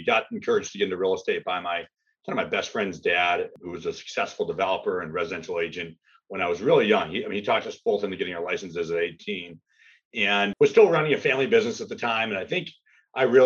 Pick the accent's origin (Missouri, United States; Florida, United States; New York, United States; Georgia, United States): Florida, United States; North; my hometown where I grew up in North Florida